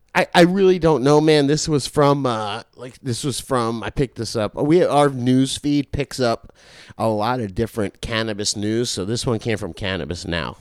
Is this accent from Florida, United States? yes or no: yes; Florida, United States; I'm from Florida